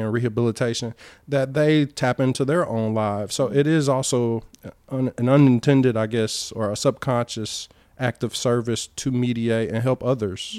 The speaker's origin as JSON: {"language": "English", "town": "Albany", "region": "Georgia", "country": "United States", "tie": "born or raised there", "also_born_or_lived": "Cleveland, Ohio", "accent": "Southern", "moved": "as an adult", "lives_now": "United Arab Emirates"}